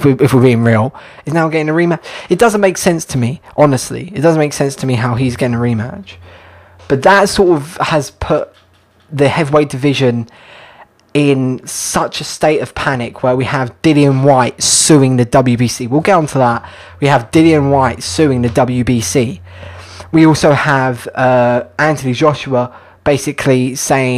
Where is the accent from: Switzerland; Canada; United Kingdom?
United Kingdom; As a Brit myself